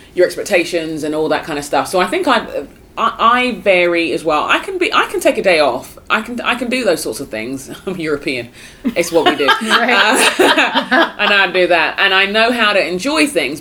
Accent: United Kingdom; as a Brit

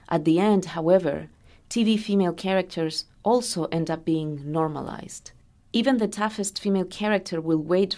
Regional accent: Chile; now in United States; I come from Chile, a country that did not have a divorce law until 2005.

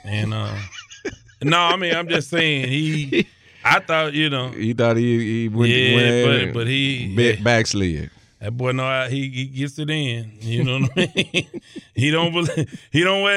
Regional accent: Houston, Texas, United States; I came from South Park

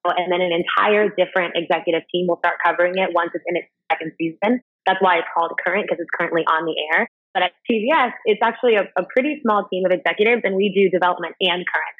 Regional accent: Cincinnati, Ohio, United States; also born or lived in Inglewood, California / New York; now in Los Angeles, United States; My parents met in Cincinnati, Ohio, and that's where they raised the kids. So I'm from Ohio

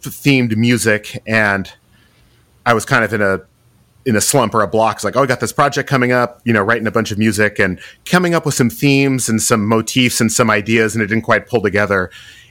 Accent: the Northwest, Pacific Northwest, United States; growing up in the Northwest, spending time hiking and skiing.

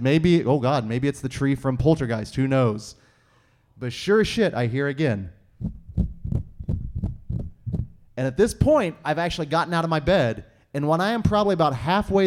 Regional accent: Stanley, Kansas, United States; I grew up in Stanley, Kansas

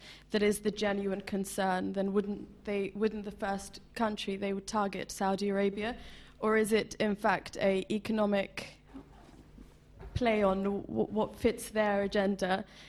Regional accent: Iraq; I'm an Iraqi student of international relations.

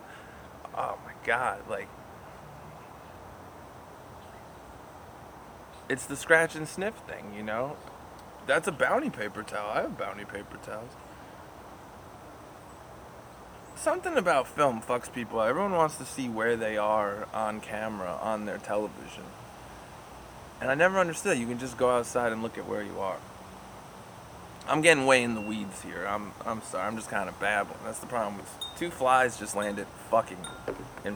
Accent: United States; as an Irish American

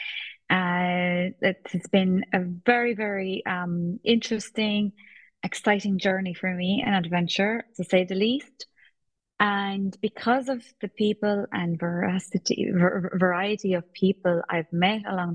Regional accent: Poland; now in Ireland; Polish. And we moved here

